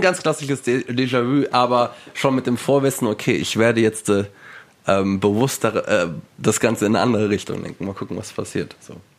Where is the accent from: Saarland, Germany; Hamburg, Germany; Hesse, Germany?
Hesse, Germany; Wiesbaden; in Wiesbaden, wo ich aufgewachsen bin.